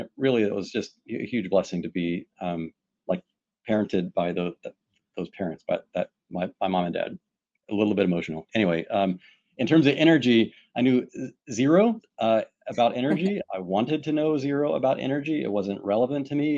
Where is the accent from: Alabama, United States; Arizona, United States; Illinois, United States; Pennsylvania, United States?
Alabama, United States; Pike Road; now in Houston, United States; I grew up in a rural, very rural part of Alabama outside of Montgomery, my hometown, Pike Road, Alabama